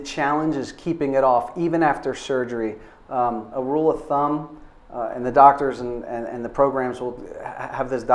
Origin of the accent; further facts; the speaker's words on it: Florida, United States; moved away; I grew up in Florida